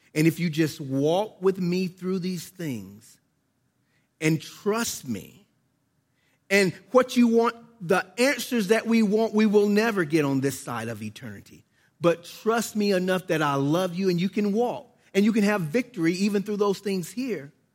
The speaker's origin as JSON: {"language": "English", "country": "United States", "tie": "born or raised there", "said": "I was born in America"}